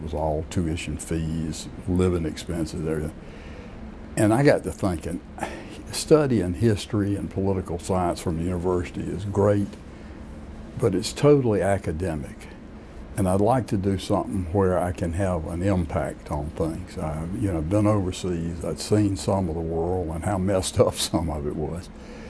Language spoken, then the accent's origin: English; Raleigh, North Carolina, United States; Well, Raleigh was really just a mid-sized eastern North Carolina town. We were as much eastern North Carolina as any of the eastern cities. It was only about 50,000 people.